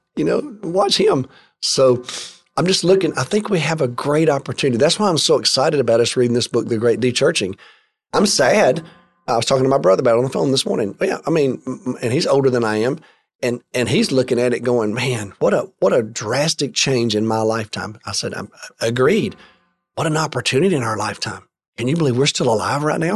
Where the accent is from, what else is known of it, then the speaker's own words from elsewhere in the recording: Alabama, United States; I grew up in the state of Alabama